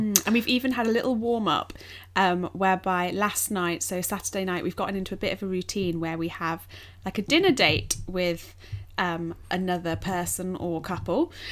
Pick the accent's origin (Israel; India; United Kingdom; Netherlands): United Kingdom; England; as English people